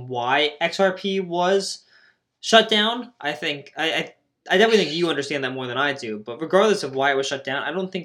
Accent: United States; we're just both from the United States

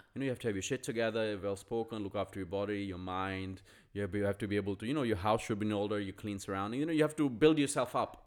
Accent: India; this is me being Indian

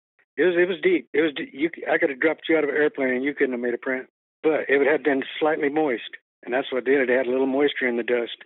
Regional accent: Texas, United States; We're from Texas. Grew up down there chasing critters.

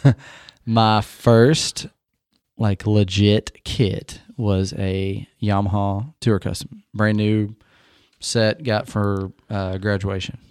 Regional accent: Indiana, United States; I'm a Hoosier.

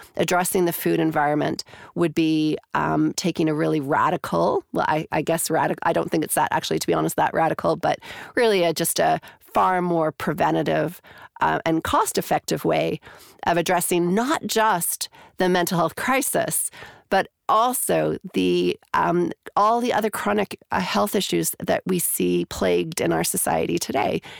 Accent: Canada; moved away as an adult; also born or lived in Calgary, Alberta, Canada / Toronto, Canada; now in New Zealand; I'm originally from Canada

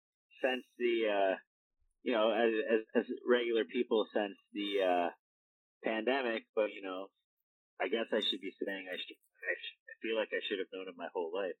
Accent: Windsor, Ontario, Canada; also born or lived in Chatham, Ontario / Tillsonburg, Ontario; because I grew up in Windsor, Ontario with access to Can-Am Wrestling School.

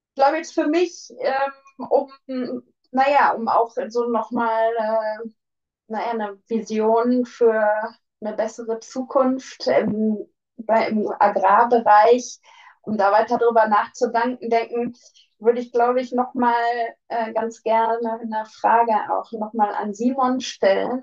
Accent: Ruhr area, North Rhine-Westphalia, Germany; Ich komme aus dem Ruhrgebiet

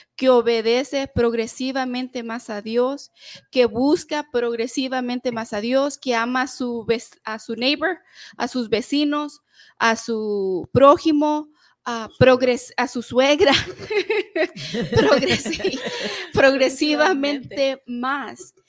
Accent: El Salvador; nosotros somos del Salvador

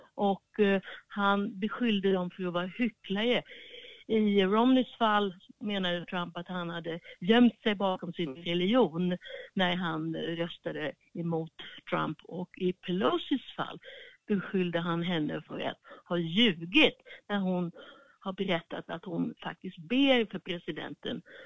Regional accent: Sweden; now in Washington, United States; vi som svenskar

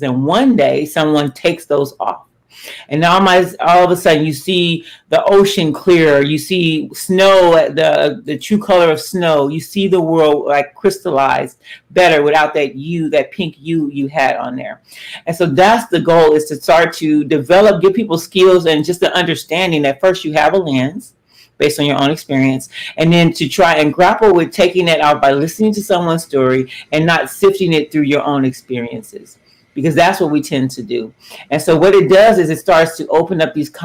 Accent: Los Angeles, California, United States; We grew up in Los Angeles in South Central during some very volatile times in the 80s

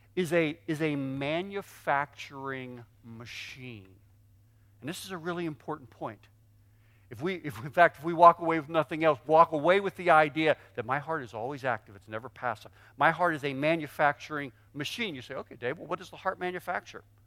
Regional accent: Pittsburgh, Pennsylvania, United States; I grew up in Pittsburgh.

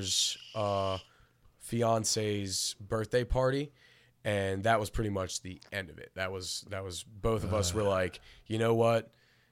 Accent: Delmar, Delaware, United States; I'm originally from Del Mar.

